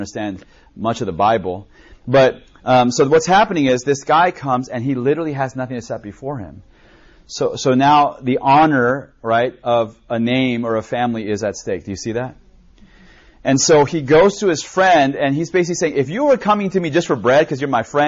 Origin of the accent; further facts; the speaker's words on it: United States; I grew up in America, but my parents were first generation Koreans.